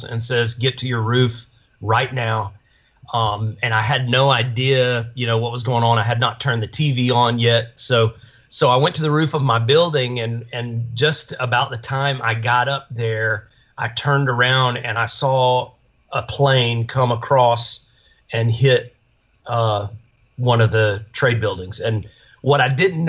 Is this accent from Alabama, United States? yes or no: yes; Birmingham, Alabama, United States; moved away; also born or lived in New York City; I grew up in Alabama, grew up in Birmingham